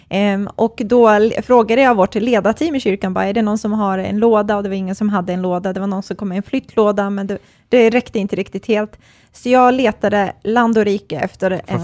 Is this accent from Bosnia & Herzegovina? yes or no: yes; Bosnia & Herzegovina; now in Sweden; jag är kroat och serb, eh, uppvuxen i Bosnien